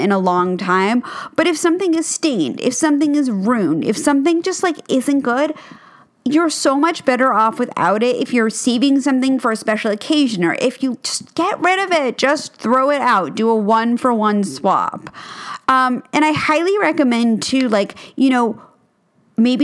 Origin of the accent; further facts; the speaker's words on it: New York City, New York, United States; I grew up in New York City, and our apartment was about 2,000 square feet, which, again, is very big for New York